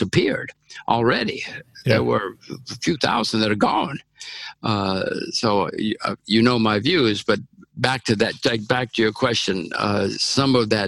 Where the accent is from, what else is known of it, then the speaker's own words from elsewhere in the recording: United States; I'm an American